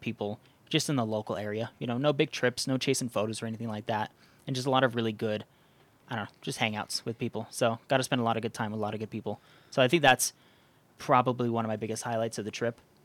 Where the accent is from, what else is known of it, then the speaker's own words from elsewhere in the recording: outside of Zion, southern Utah, United States; I grew up outside of Zion